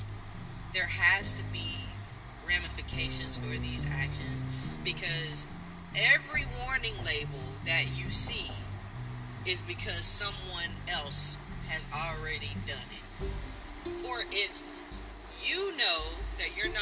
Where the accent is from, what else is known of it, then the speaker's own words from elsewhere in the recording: South Georgia, United States; accent: twang; I'm from South Georgia, and even though I can't hear my twang, as we like to call it, I am fully aware that it comes through when I'm talking.